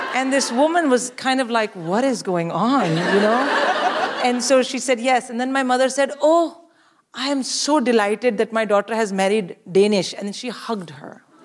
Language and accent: English; India; moved away as an adult; now in United Kingdom; I'm born and raised in India.